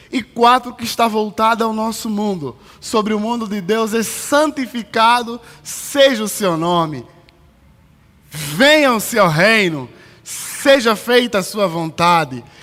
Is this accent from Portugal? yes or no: no; Luanda, Luanda Province, Angola; now in São Paulo, Brazil; Esse é um dos climas de São Paulo que quando eu cheguei, que eu vim de Luanda, que é muito quente. E quando eu cheguei em São Paulo, foi uma das coisas muito difíceis